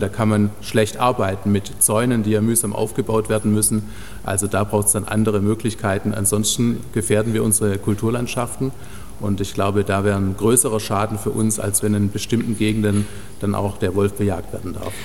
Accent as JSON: {"language": "German", "country": "Germany", "said": "bei uns in Deutschland"}